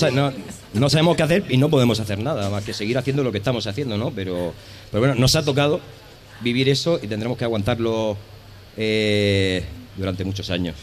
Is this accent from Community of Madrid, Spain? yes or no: no; Region of Murcia, Spain; nosotros venimos de Murcia